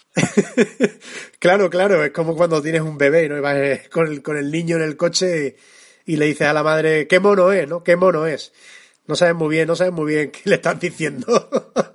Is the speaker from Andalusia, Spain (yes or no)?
no; Extremadura, Spain; accent: extremeño; canto con mi acento y canto como extremeño, que es como más me siento